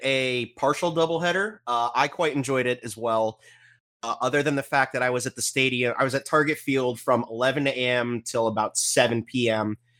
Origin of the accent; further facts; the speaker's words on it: Texas, United States; as a Texan, uh, where it's you know 85 to 95 degrees year round